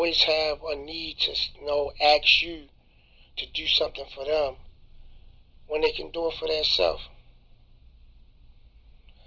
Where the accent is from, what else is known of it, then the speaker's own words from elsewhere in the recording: Baltimore, Maryland, United States; Growing up on Belvedere Avenue